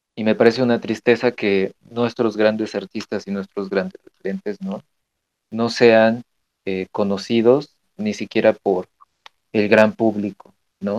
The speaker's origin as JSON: {"language": "Spanish", "country": "Mexico", "said": "como mexicanos tenemos que conocer nuestro arte"}